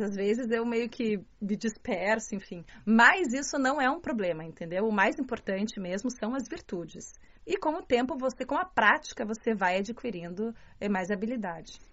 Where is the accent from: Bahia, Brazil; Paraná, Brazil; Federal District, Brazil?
Paraná, Brazil; Curitiba; accent: Curitibano; moved away as an adult; also born or lived in Baden-Württemberg, Germany; now in Beijing, China; sou brasileira do sul do Brasil